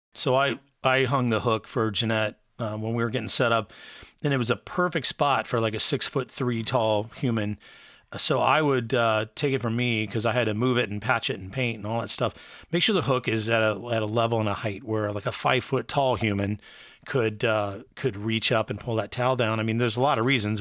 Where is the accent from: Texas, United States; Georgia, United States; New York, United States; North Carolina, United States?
Texas, United States; now in Wilmington, United States; I was raised in Texas